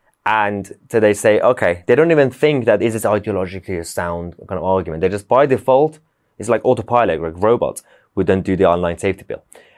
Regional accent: Iran; When I grew up in Iran and like those sort of cultures

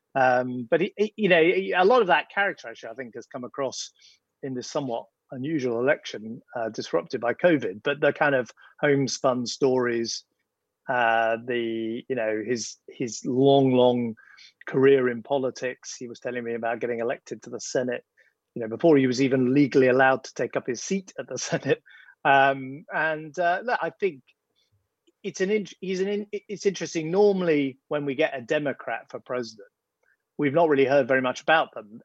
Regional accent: United Kingdom; I'm I'm a British conservative.

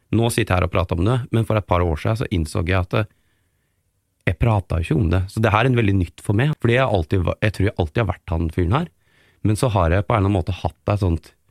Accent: Geilo, Buskerud, Norway; now in Oslo, Norway; kommer jeg også fra en sånn oppvekst og et miljø på Geilo, eh, der jeg er fra, som liksom er bygda

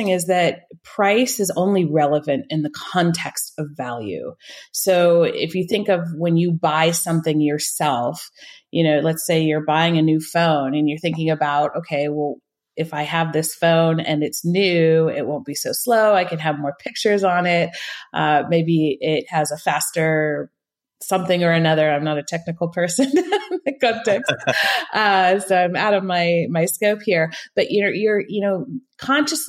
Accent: northern California, United States; moved away as an adult; now in Switzerland; I grew up in the States, in California, the northern part of California

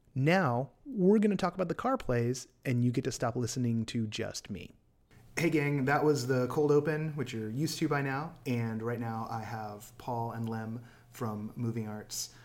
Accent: Bay Area, California, United States; also born or lived in Orange County / Anaheim; I grew up in the Bay Area and we had Bart

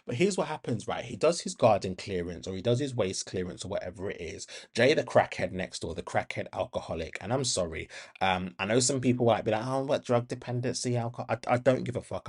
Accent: Birmingham, West Midlands, United Kingdom; I was raised in Handsworth

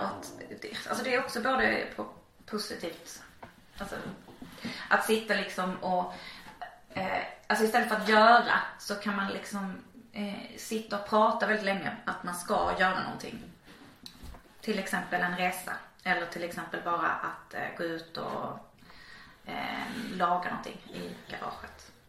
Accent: Malmö, Skåne, Sweden; jag är uppvuxen i Slottstaden och då är det liksom där vid Rönneholmsparken

